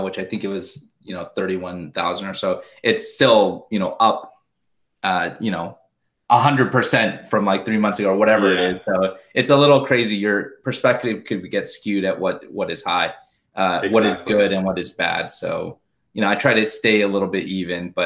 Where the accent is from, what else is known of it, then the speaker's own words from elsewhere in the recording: Southern California, United States; I grew up in Southern California. Both my parents are from Korea, immigrated to the US, to Los Angeles in the 60s and 70s